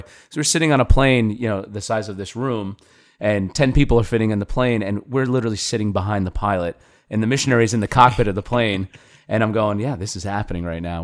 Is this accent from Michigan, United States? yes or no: no; New York, United States; we're from New York